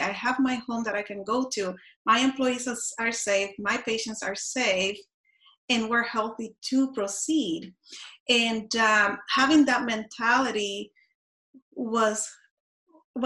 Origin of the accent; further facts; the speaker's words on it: Puerto Rico; I grew up in Puerto Rico and we had hurricanes.